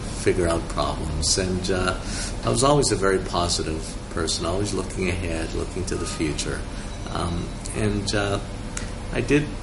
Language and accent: English; Montreal, Quebec, Canada; moved away as an adult; also born or lived in Germany; now in Hong Kong; I actually grew up as a child in Montreal in Canada. I was born in Germany, but I'm not German